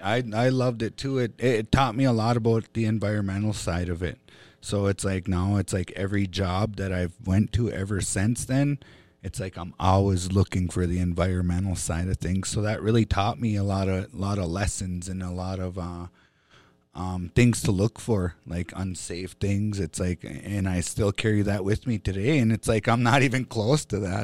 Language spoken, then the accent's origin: English; Fond du Lac Reservation, Minnesota, United States; I grew up here on Fond du Lac